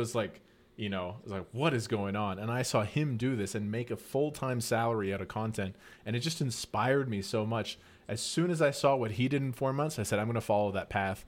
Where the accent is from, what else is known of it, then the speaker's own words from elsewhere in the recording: northern Alberta, Canada; I was born in Northern Canada. It's just like a low income family.